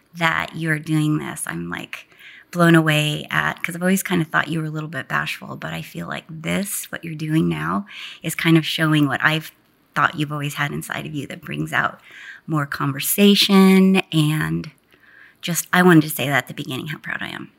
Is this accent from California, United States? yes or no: yes; Garden Grove, California, United States; moved away; also born or lived in Westminster, California; I was born in Westminster, but was raised in Garden Grove, which is about ten minutes from Disneyland